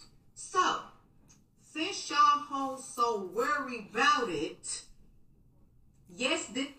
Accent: United States; I'm from the South Side.

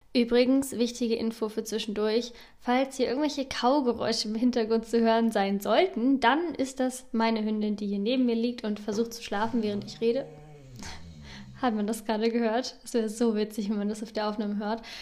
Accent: Northern Germany, Germany; moved away as an adult; also born or lived in Bern; Ich komme ursprünglich aus Norddeutschland

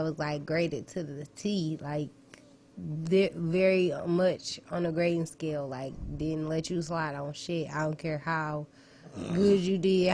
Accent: Colorado, United States; I was born in Colorado

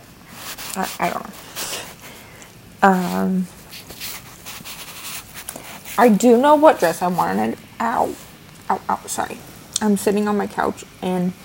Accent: Midwest, United States; I'm also from the Midwest

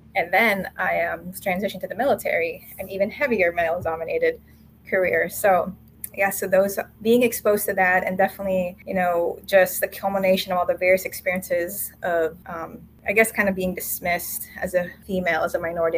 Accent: Florida, United States; also born or lived in Manila, Philippines; I was born and spent my early childhood in the Philippines and with my family, and then later childhood and early adulthood in Florida

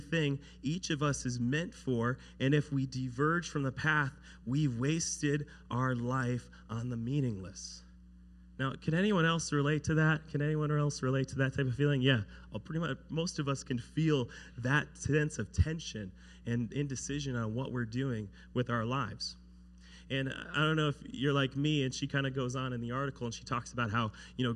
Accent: United States; growing up in America, everything's kind of laid out for you

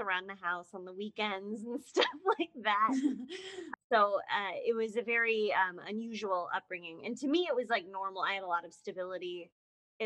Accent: Westminster, Colorado, United States; moved away; also born or lived in Lafayette, Colorado / Boulder, Colorado; I'm from, I say Boulder, Colorado. I'm really from Westminster, Colorado. When I was little, I lived in Lafayette

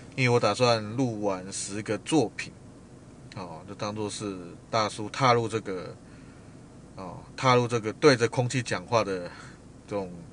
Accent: Taiwan; 既然一个人来到外地了，身为台湾人也不能漏气

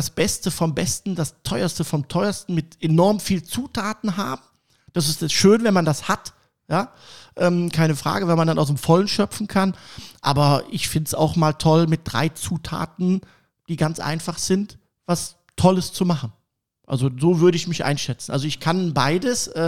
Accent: Cologne, North Rhine-Westphalia, Germany; accent: Kölsch; äh, komme gebürtig aus Köln. Ich hoffe, dass man das nicht an meiner Stimme äh, so hört. Ich habe immer noch so einen leichten Kölsch-Slang ne, ab und zu.

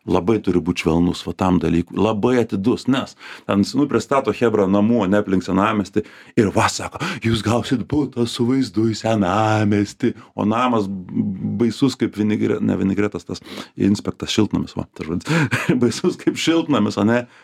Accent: Šiauliai, Šiauliai County, Lithuania; now in Vilnius, Lithuania; aš šiaulietis aš šiaulietis vilniuj kaip tas

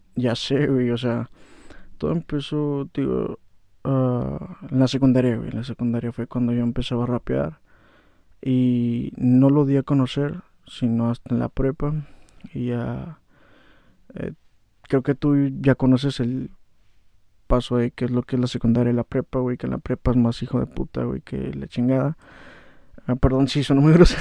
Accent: Valle de Guadalupe, Baja California, Mexico; also born or lived in Ensenada / Atlixco, Puebla; soy nacido, soy nacido aquí en Ensenada, güey, pero pues, soy residente de Guadalupe.

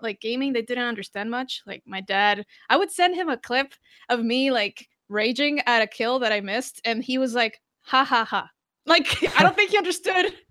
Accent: Costa Rica; moved away; also born or lived in Brazil; I'm from Costa Rica, um, Hispanic. I speak three languages, Portuguese as well. I lived in Brazil four years

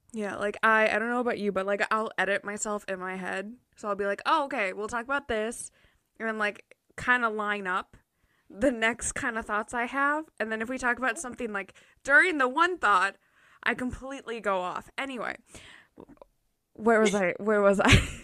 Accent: Minnesota, United States; I'm from Minnesota

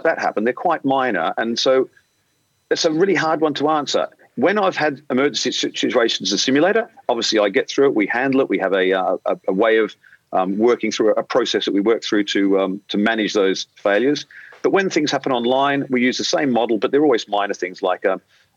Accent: Australia; moved away as an adult; now in London, United Kingdom; being an Australian, if you haven't picked up my accent yet, being an Australian

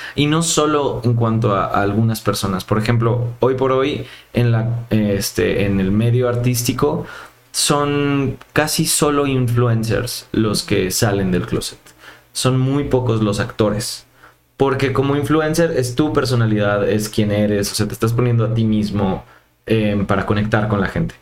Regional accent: Mérida, Yucatán, Mexico; moved away as an adult; now in Mexico City, Mexico; yo soy de Mérida

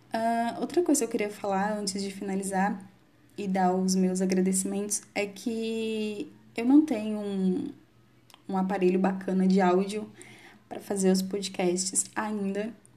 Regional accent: Campinas, São Paulo, Brazil; eu sou de Campinas, São Paulo.

